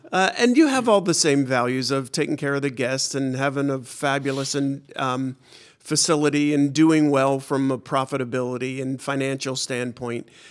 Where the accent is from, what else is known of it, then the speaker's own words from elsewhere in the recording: Pittsburgh, Pennsylvania, United States; moved away; also born or lived in Washington, D.C.; I was born in Pittsburgh